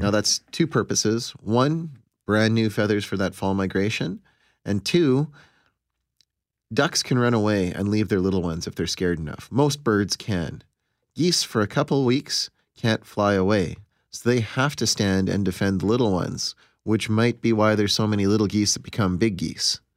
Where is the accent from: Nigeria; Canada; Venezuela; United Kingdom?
Canada; Pinawa, Manitoba; I grew up in Pinowa